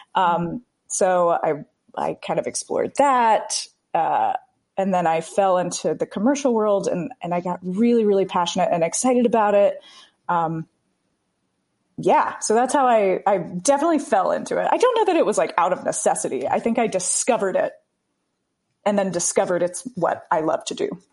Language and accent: English; the South, United States; I'm from the South